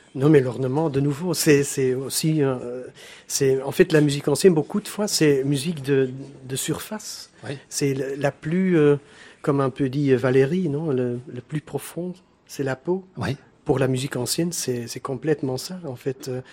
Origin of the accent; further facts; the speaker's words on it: Belgium; je suis le, seul Belge dans, dans, le groupe.